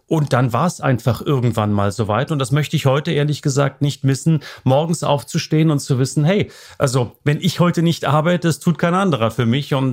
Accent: Germany; man ist äh, zu DDR-Zeiten schon zu einer gewissen Unselbstständigkeit erzogen worden.

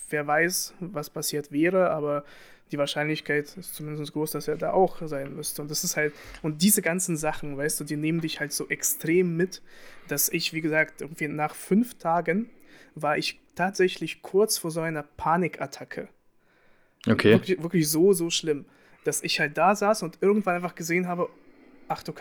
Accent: Russia; ich will nicht sagen, dass man als Russe Schuld hat.

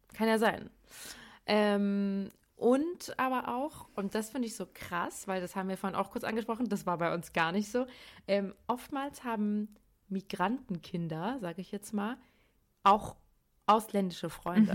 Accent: Darmstadt, Hesse, Germany; now in Cologne, Germany; ich komme eigentlich aus Darmstadt, wohne aber in Köln

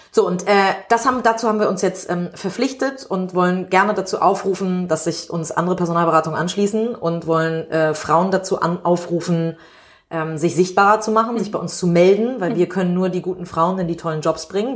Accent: Hamburg, Germany; ich bin in einem privilegierten Stadtteil Winterhude in mhm. Hamburg aufgewachsen

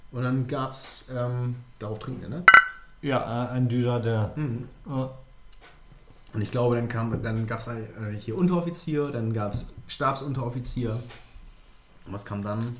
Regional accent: Lower Saxony, Germany; ja, ich komme nicht aus Emden, nee, aber aus dem Friesland.

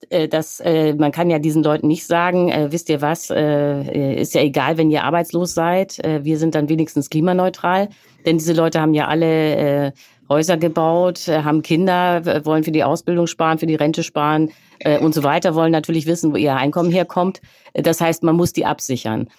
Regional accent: Hamburg, Germany; now in Berlin, Germany; Ich stamme aus Hamburg und ich lebe jetzt in Berlin

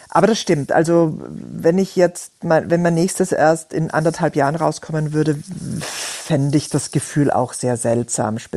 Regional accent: Austria; accent: Austrian; Ich bin Österreicherin, das würde man durchaus auch immer mithören.

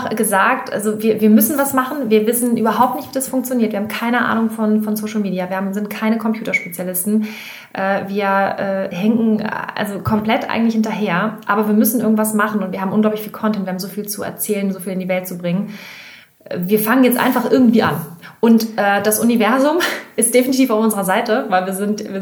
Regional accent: Hamburg, Germany; Wir kommen aus, äh, aus Hamburg

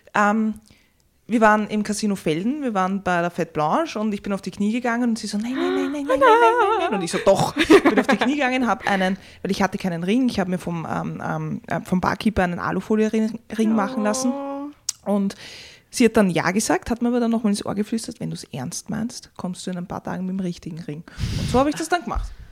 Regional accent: Vienna, Austria; ich bin eigentlich im dritten geboren und bin dann im sechsten aufgewachsen

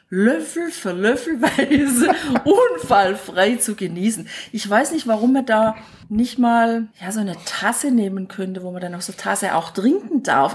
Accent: Bad Urach, Baden-Württemberg, Germany; meine Heimatstadt, wo ich aufgewachsen bin, Bad Urach

